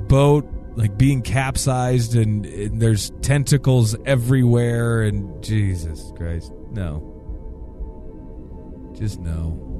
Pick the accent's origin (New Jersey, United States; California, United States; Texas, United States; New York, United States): New Jersey, United States; Growing up in New Jersey, I was fascinated by the Jersey Devil and even know people who claimed to have seen him.